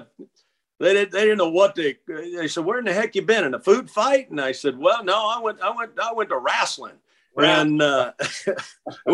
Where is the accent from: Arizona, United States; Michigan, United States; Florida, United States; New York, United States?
Florida, United States; Tampa; I grew up on Davis Island